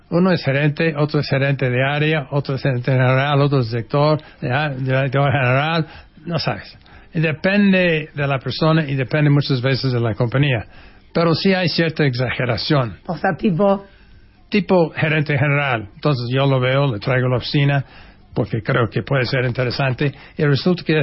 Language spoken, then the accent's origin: Spanish; Oaxaca, Mexico; born there; Cuando de repente a mi mamá le dio un dolor de panza. Y así nací en Oaxaca.